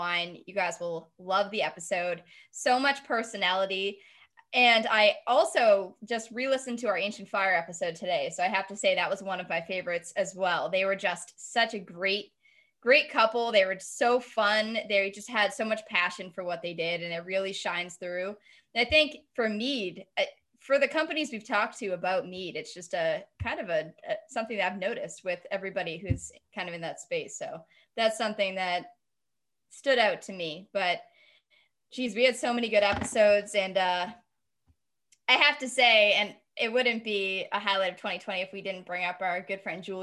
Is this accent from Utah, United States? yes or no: no; Massachusetts, United States; I'm from Mass